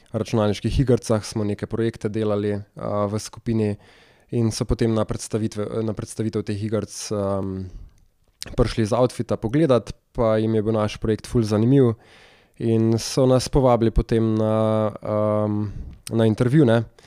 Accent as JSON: {"language": "Slovenian", "area": "Bela Krajina", "region": "Southeast Slovenia", "country": "Slovenia", "said": "jaz sem iz Bele krajine"}